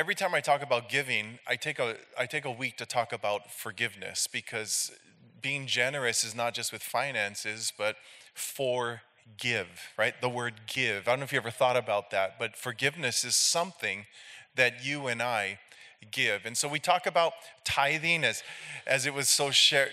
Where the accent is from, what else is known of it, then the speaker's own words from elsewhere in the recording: Hilo, Hawaii, United States; I'm from Hilo, Hawaii. We're on the Big Island, the island with the volcanoes.